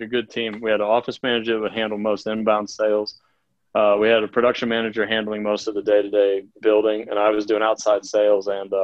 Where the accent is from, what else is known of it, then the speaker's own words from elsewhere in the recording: Ohio, United States; moved away as an adult; also born or lived in Florida / Boulder, Colorado; now in Colorado, United States; the only job I'd ever had was at the Gap warehouse in my hometown in Ohio